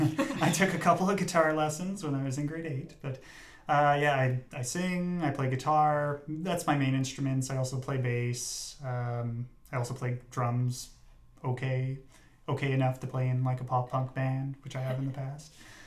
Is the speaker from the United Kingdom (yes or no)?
no; Brussels, Brussels-Capital Region, Belgium; Whenever I tell people, they ask, oh, you know, where are you from? And I'm like, oh yeah, I grew up in Bruxelles.